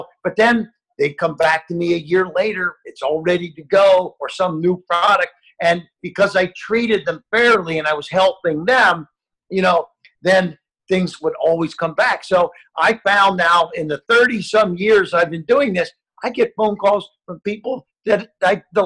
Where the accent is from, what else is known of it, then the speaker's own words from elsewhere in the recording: Ohio, United States; I grew up in Ohio, and I sealed driveways